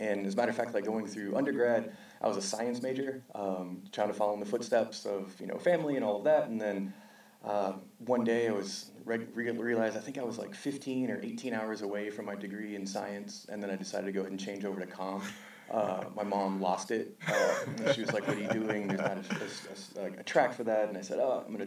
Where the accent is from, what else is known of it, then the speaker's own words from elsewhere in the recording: South Texas, United States; moved away as an adult; now in California, United States; Born and raised in South Texas.